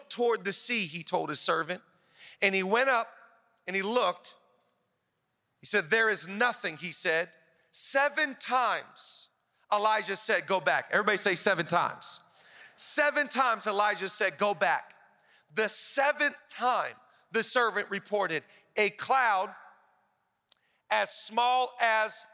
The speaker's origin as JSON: {"language": "English", "town": "Seattle", "region": "Washington", "country": "United States", "moved": "as an adult", "lives_now": "Los Angeles, United States", "said": "I'm from Seattle, where Pastor Rich is from. The last year I lived in Seattle"}